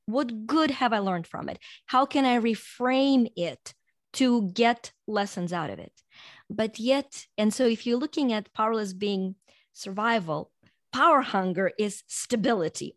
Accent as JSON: {"language": "English", "country": "Ukraine", "tie": "born or raised there", "moved": "as an adult", "lives_now": "United States", "said": "I was born in Ukraine and grew up there and then immigrated to U S over twenty-five years ago"}